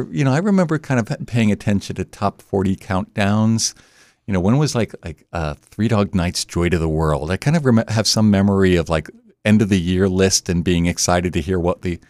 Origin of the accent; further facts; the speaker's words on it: Delaware, United States; also born or lived in Abington, Pennsylvania / New Jersey; I was born outside of Philadelphia in Abington, Pennsylvania. Moved around a bit when I was a youngster and then ended up in New Jersey when I was a young kid, and then Delaware from like junior high on.